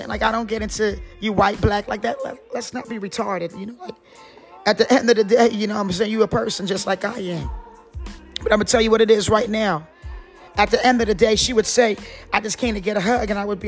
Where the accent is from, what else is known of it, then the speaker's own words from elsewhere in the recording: Kinston, North Carolina, United States; And I'm from Kingston, North Carolina. And I like a little accent.